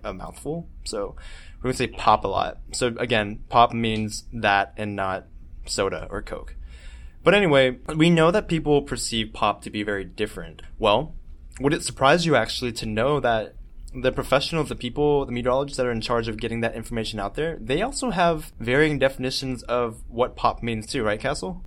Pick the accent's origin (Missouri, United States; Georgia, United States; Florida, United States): Georgia, United States; Georgia coast, United States; I'm from the Georgia coast, we get thunderstorms all the time